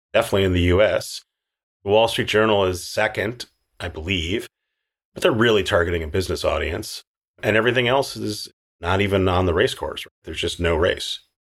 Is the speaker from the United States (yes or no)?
yes; Minneapolis, Minnesota, United States; moved away; I'm from Minneapolis